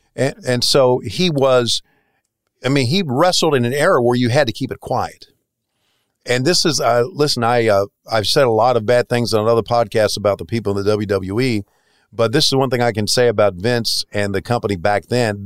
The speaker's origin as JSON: {"language": "English", "region": "the South", "country": "United States", "tie": "born or raised there", "moved": "as an adult", "said": "I left, uh, my hometown in nineteen eighty-one, so eight years before that, I'd uh, lived in a very redneck, uh, town in, uh, southern, in the South, in the hills"}